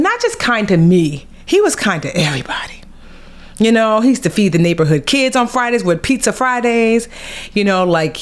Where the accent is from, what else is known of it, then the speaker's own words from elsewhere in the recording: Nigeria; as a Nigerian girl with her master's and her bachelor's